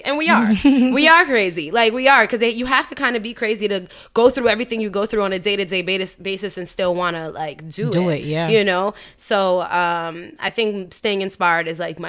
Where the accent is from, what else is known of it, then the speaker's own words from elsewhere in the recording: New York, United States; as a New Yorker